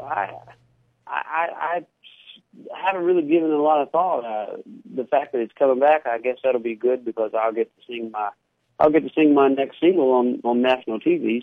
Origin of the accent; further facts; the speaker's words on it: Pontotoc, Mississippi, United States; Pontotoc is my hometown